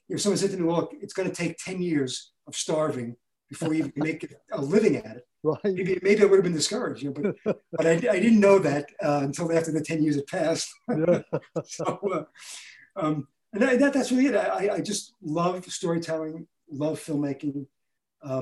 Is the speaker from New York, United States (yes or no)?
yes; New York City, New York, United States; I grew up in Brooklyn